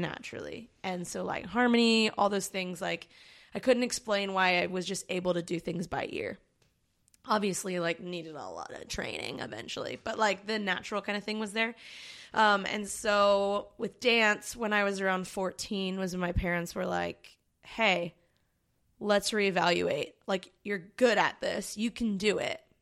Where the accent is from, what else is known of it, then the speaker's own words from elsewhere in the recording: Baltimore, Maryland, United States; moved away as an adult; now in Long Beach, United States; I'm from Baltimore, Maryland, originally, and I moved to Long Beach. Actually, I moved to California, um, ten years ago.